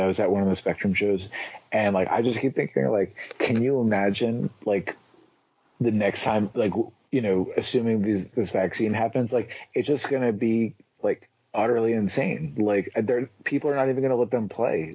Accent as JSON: {"language": "English", "region": "South Florida", "country": "United States", "moved": "yes", "lives_now": "New York, United States", "said": "I'm originally from South Florida"}